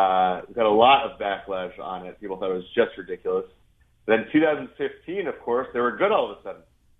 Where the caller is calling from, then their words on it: New York City, New York, United States; New York City.